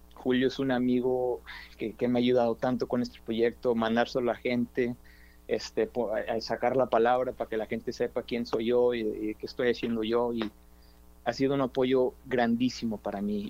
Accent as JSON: {"language": "Spanish", "town": "Dallas", "region": "Texas", "country": "United States", "tie": "born or raised there", "also_born_or_lived": "Austin, Texas / New York", "said": "nacido en Oak Cliff, este, aquí soy de Dallas, Texas, de Oak Cliff"}